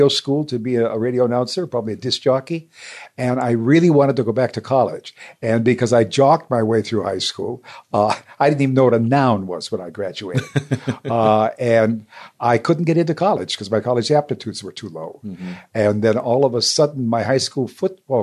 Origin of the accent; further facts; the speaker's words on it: St. Paul, Minnesota, United States; moved away as an adult; now in New York, United States; I came from Minnesota, St. Paul, Minnesota